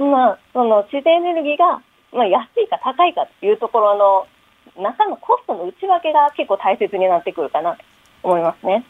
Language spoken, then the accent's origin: Japanese; Kansai, Japan; accent: Kansai dialect; now in Tokyo, Japan; 私、関西弁なので、はあ、あの普通に関西弁を喋ってるつもりなんですが、東京で長いこと